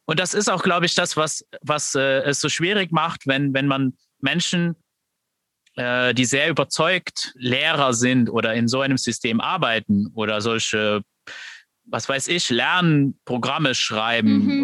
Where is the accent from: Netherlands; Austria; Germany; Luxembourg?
Luxembourg; ich bin aus Luxemburg